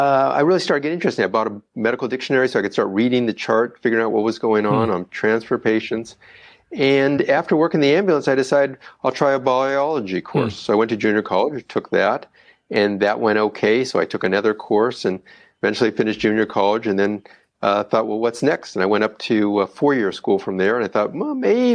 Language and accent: English; Oxnard, California, United States; I'm born and raised in Oxnard, California.